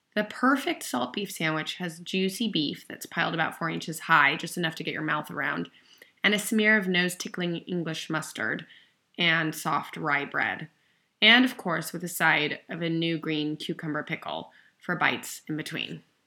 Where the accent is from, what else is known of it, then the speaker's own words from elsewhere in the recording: Newport Beach, California, United States; moved away as an adult; also born or lived in London, United Kingdom; growing up in Newport Beach